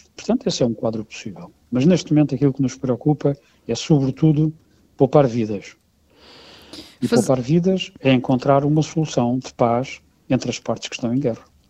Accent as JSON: {"language": "Portuguese", "country": "Portugal", "said": "como cidadão europeu, europeu e como português"}